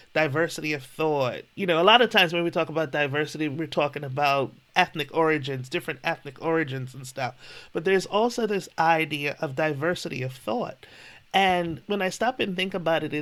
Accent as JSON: {"language": "English", "country": "Bermuda", "tie": "born or raised there", "said": "I grew up in Bermuda."}